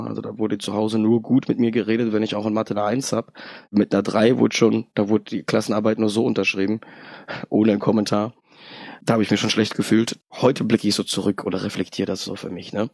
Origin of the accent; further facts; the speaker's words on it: Darmstadt, Hesse, Germany; born or raised there; also born or lived in Poland